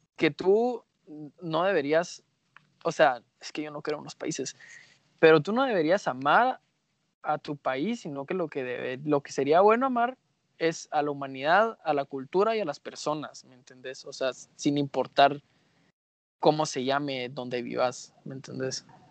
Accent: Guatemala; Guatemala es un país chiquito

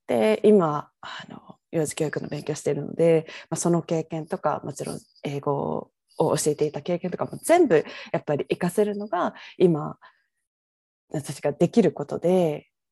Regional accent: Kyoto, Japan; moved away as an adult; now in Vancouver, Canada; 京都出身なんです

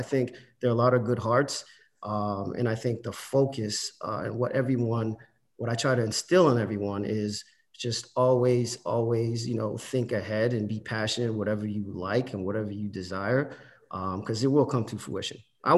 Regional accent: Boston, Massachusetts, United States; also born or lived in Haiti; I too, like many of you, son of immigrants, I came to this country when I was 6 years old. I was born in Haiti, grew up in Boston, went to the Murphy School, went to O'Brien for high school, went to UMass Amherst

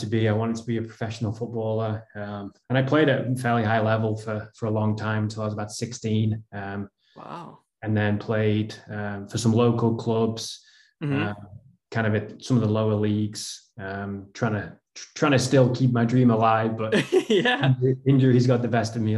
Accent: Lytham St Annes, North West England, United Kingdom; moved away as an adult; also born or lived in Illinois; now in United States; I originally from Lytham St. Anne's in England, which is Northwest England.

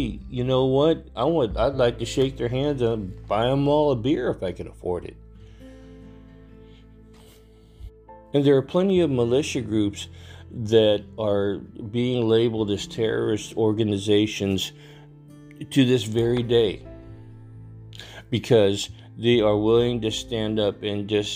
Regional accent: Texas, United States; my home state, great state of Texas

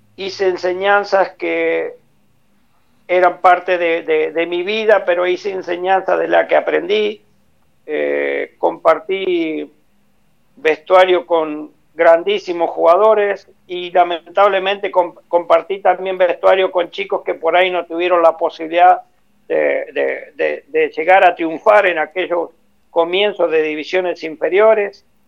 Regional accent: Nogoyá, Entre Ríos, Argentina; moved away; Yo soy de Nogoyá, Entre Ríos

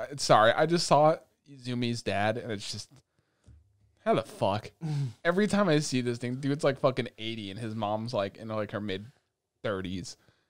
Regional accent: United States; listen, we grew up in America, they grew up in Japan, they got respect over there.

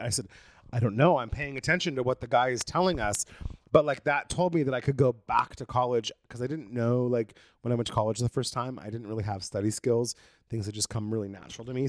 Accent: Brookings, Oregon, United States; born or raised there; moved away as an adult; now in Los Angeles, United States

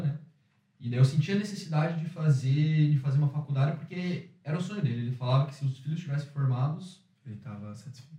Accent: Curitiba, Paraná, Brazil; now in Ireland; sou brasileiro de Curitiba, eu sou empreendedor aqui na Irlanda

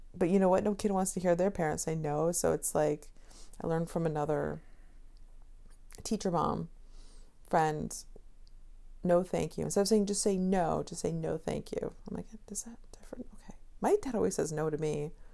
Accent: Connecticut, United States; I'm from Connecticut, but, you know, people from Connecticut don't have accents whatsoever.

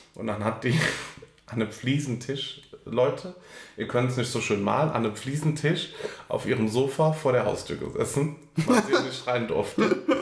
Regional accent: Germany; als Deutscher

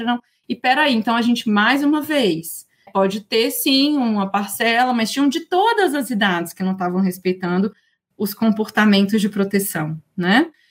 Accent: Brasília, Federal District, Brazil; also born or lived in Toronto / Montreal / Coimbra / Barcelona; sou aqui de Brasília

